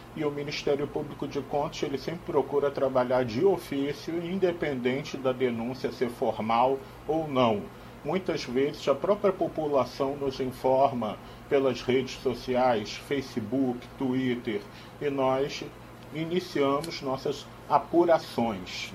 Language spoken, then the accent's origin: Portuguese; Rio de Janeiro, Brazil; moved away; No Rio de Janeiro, minha terra natal